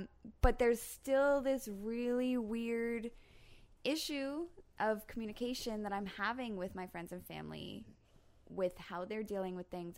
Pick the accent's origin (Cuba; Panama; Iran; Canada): Canada; During COVID, as a Canadian, like at the very beginning of COVID